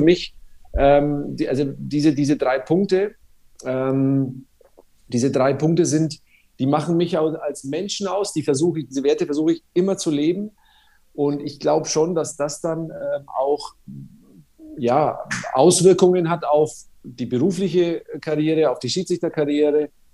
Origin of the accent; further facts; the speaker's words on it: Nuremberg, Bavaria, Germany; accent: Franconian; ich bin ja in Nürnberg äh, quasi in der Haller-Wiese-Klinik geboren